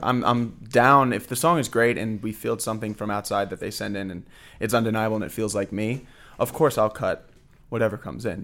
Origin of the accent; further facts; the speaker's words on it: Fort Lauderdale, Florida, United States; now in Orlando, United States; I grew up in Fort Lauderdale